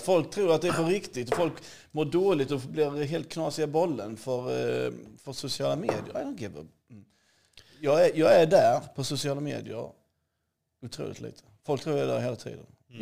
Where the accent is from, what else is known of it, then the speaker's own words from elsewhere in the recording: Hässleholm, Skåne, Sweden; moved away; also born or lived in Bahamas; Jag är uppväxt i Skåne, i Hässleholm